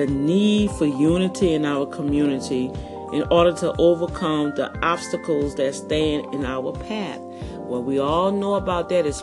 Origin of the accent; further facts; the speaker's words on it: New Orleans, Louisiana, United States; moved away; growing up in Algiers and New Orleans